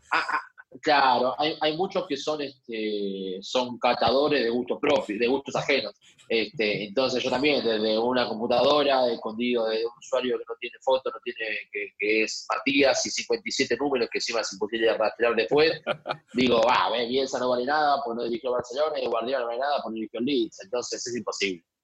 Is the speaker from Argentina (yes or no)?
yes; Argentina; somos así los argentinos